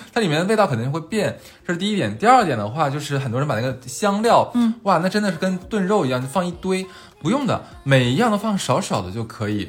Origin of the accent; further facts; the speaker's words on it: Northeast China, China; 作为东北人，我们不怎么吃这个鹅的